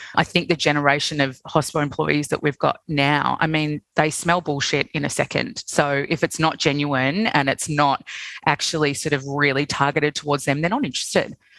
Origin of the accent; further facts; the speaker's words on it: Sydney, New South Wales, Australia; moved away as an adult; also born or lived in London; now in Melbourne, Australia; I'm originally from Sydney